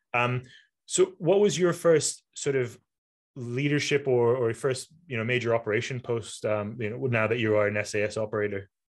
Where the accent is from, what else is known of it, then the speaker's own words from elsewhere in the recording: Malaysia; moved away; I'm from Malaysia originally